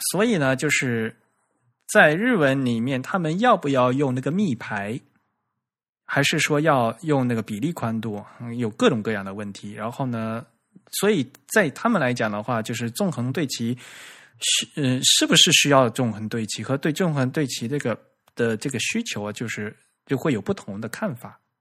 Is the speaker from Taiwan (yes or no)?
no; China; 我们中国人